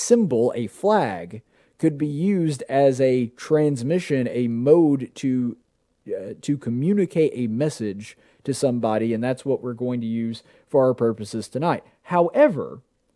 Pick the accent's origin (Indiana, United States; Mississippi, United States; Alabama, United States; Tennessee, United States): Alabama, United States; Born and bred in Alabama. Always, I've lived here my entire life. I've never lived in any place outside the state of Alabama.